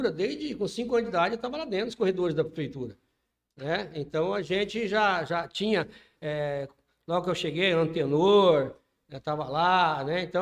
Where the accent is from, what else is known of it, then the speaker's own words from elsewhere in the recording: Iporã, Paraná, Brazil; also born or lived in Araruna; eu nasci em Araruna e vim para Iporã com 5 anos de idade.